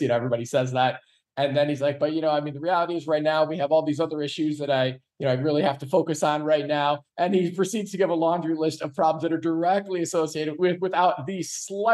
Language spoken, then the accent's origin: English; Iowa, United States; Iowa, my home state where I'm at right now